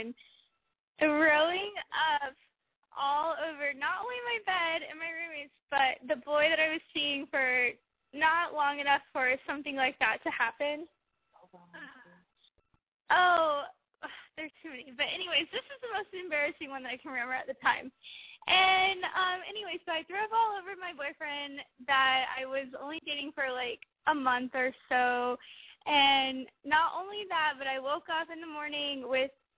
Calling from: Tallahassee, Florida, United States; I'm calling from Tallahassee, Florida

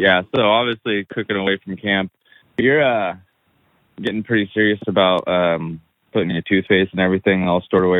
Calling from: Idaho, United States; Oh, I'm calling in North Idaho.

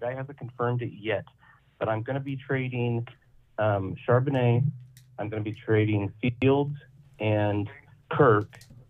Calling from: California, United States; I'm calling you from California.

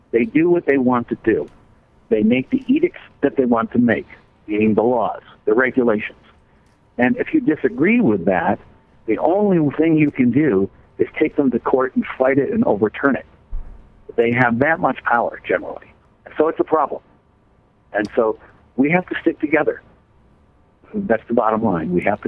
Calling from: Colorado, United States; I'm calling from Colorado right now

